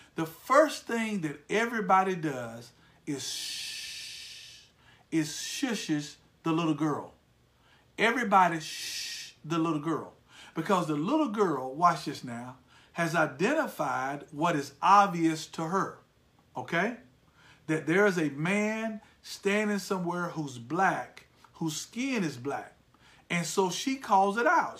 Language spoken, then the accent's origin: English; United States; I am an American uh, to my core.